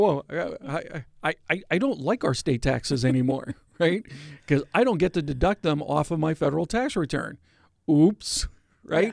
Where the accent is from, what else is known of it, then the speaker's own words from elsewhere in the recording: Pennsylvania, United States; Pennsylvania, my home state